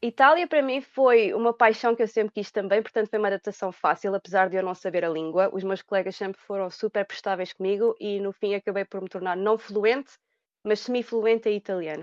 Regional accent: Portugal; moved away as an adult; also born or lived in England; now in Dublin, Ireland; eu inicialmente procurei muito trabalho em Portugal porque, apesar de eu querer ir para fora, eu gostava de ficar no meu país

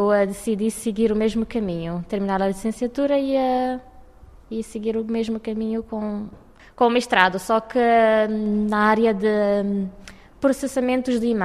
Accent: Cape Verde; now in Portugal; venho de Cabo Verde.

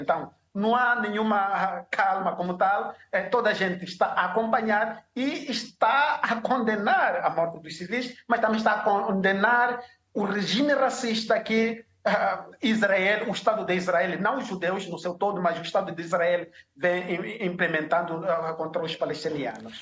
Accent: Mozambique; Nós, como moçambicanos, somos vizinhos sul-africanos

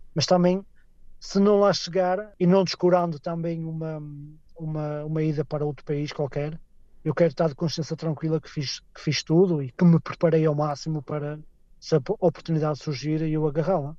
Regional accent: Portugal; moved away as an adult; now in Scotland, United Kingdom; eu não sou escocês, sou português

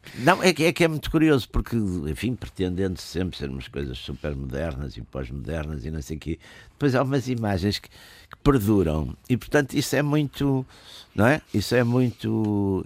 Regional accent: Porto, Norte, Portugal; eu sou do Porto e sou, nasci nos anos, final dos anos 40, e vivi, portanto, a minha infância nos anos 50

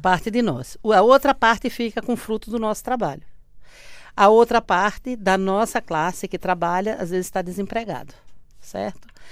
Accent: sertão of Bahia, Brazil; moved away as an adult; now in Lisbon, Portugal; do sertão da Bahia, de onde eu venho

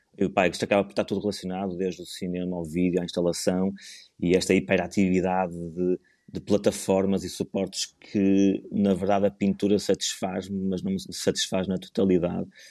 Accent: Porto, Norte, Portugal; now in Leça da Palmeira, Portugal; eu nasci no Porto e vivo na fantástica Lessa da Palmeira, na melhor terra de Portugal

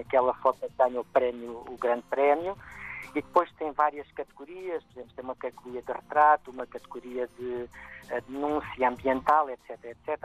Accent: Portugal; moved away as an adult; also born or lived in Cuba / Brazil / South Africa; now in Kenya; saí de Portugal, vivi cinco anos em Cuba, depois muitos anos no Brasil, na África do Sul e agora estou no Quênia há mais de quatro anos

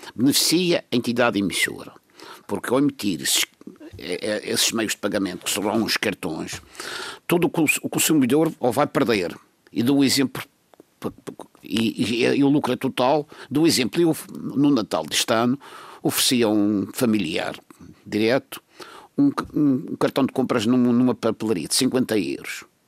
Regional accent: Madeira, Portugal; como madeirense

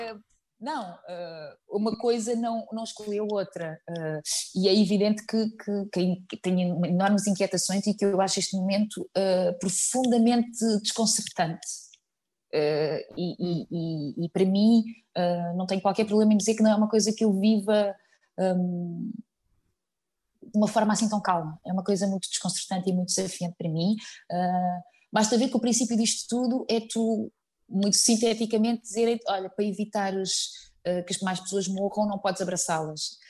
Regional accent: Azambuja, Lisbon, Portugal; eu sou ribatejana, uh, eh, vim da Zambuja

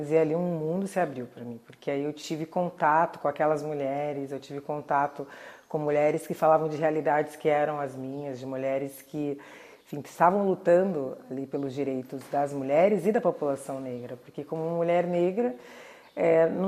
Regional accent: Santos, São Paulo, Brazil; born there; foi um dos fundadores do Partido Comunista em Santos, que é a cidade onde eu nasci, e também ativista do movimento negro.

